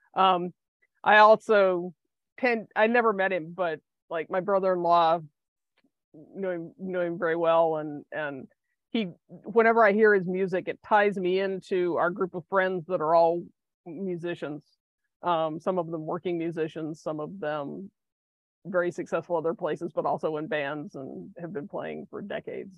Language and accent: English; Athens, Georgia, United States; I'm from Georgia. I happen to be from Athens, Georgia, which was a big music town. It still is a big music town, but was a huge music town in the 80s and 90s when I was in high school